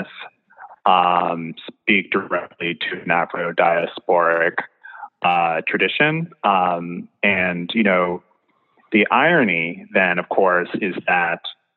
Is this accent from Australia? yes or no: no; Kenya; growing up in Kenya